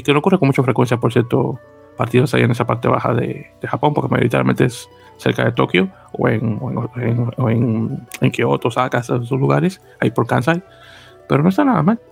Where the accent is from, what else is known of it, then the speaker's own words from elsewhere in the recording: New York, United States; como neoyorquino que soy